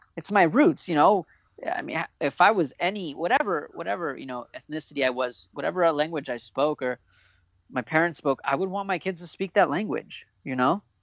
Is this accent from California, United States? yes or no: yes; Orange County, California, United States; I'm an OC kid, dude. I'm so proud to be from Orange County